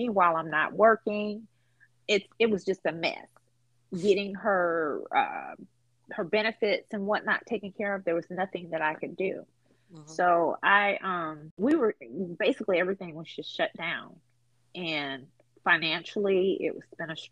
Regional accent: Boston, Massachusetts, United States; moved away as an adult; now in Mobile, United States; I'm in Alabama, Mobile, I'm from Boston. My folks are in Boston.

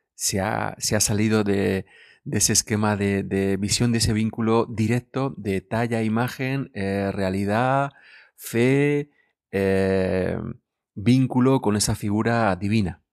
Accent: Guadalupe, Region of Murcia, Spain; mi pueblo natal, de Guadalupe

